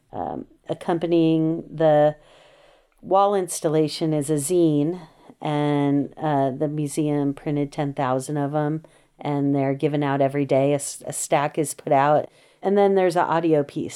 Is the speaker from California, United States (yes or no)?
yes; Los Angeles, California, United States; moved away as an adult; now in Berkeley, United States; I grew up in the South Bay of Los Angeles. People may know San Pedro